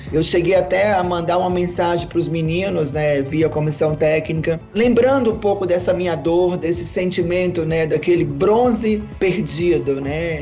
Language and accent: Portuguese; Natal, Rio Grande do Norte, Brazil; Eu sou nascida também em Natal, Rio Grande do Norte